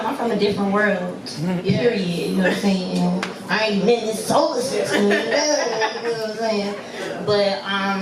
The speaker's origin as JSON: {"language": "English", "town": "New York City", "region": "New York", "country": "United States", "moved": "yes", "said": "I'm originally from New York City"}